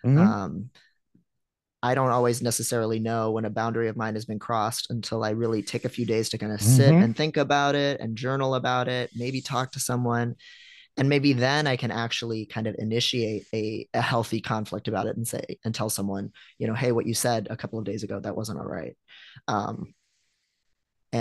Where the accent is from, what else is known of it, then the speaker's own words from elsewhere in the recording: Midwest, United States; I'm a Midwesterner